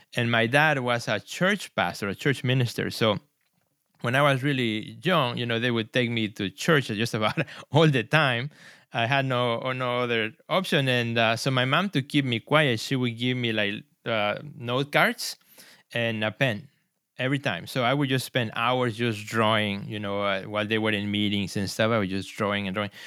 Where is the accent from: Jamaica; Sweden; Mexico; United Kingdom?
Mexico; Mexico City; also born or lived in Puebla, Mexico; now in Chicago, United States; I was born in Mexico in the city of Puebla, which is about two hours from Mexico City. But, uh, my parents then moved back to Mexico City, so I grew up i-, there